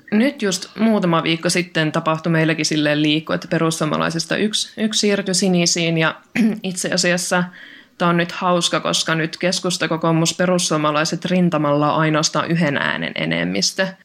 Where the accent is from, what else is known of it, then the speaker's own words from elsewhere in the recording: Oulu, North Ostrobothnia, Finland; meillä Oulussa täällä insinöörikaupungissa